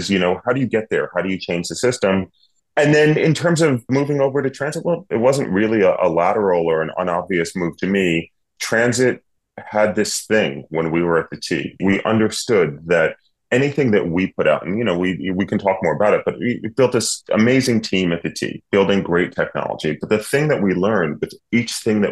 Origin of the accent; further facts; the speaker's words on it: New York City, New York, United States; moved away as an adult; now in Cambridge, Massachusetts, United States; I was born and bred in New York City in Manhattan.